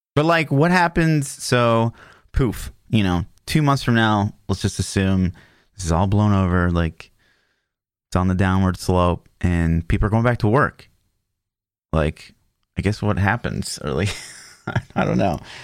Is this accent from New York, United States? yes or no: no; Kansas, United States; I grew up in Kansas until very recently, I, I moved just across the border, like, but I'm, like, ten minutes from Kansas still.